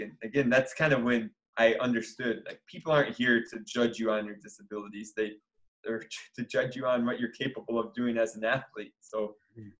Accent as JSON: {"language": "English", "region": "Michigan", "country": "United States", "tie": "born or raised there", "said": "I grew up in Michigan playing all sorts of sports"}